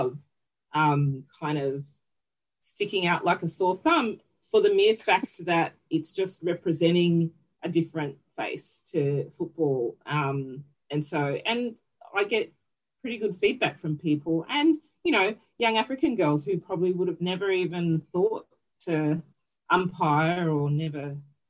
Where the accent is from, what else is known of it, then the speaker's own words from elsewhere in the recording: Northern Territory, Australia; now in Victoria, Australia; growing up in the NT, you know, it's such a footy-loving place, right, growing up in the Northern Territory